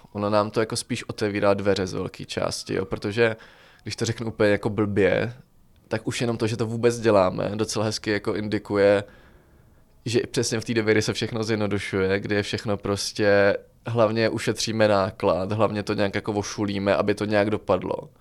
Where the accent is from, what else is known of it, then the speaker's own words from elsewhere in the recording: Czechia; jsme z Česka